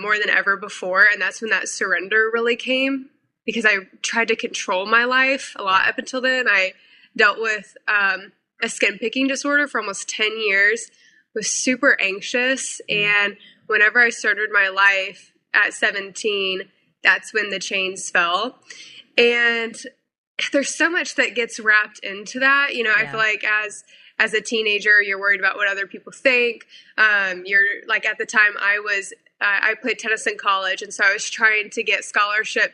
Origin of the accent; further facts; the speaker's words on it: Missouri, United States; moved away as an adult; also born or lived in South Carolina; now in North Carolina, United States; I moved my life from Missouri to South Carolina at 18 to go to school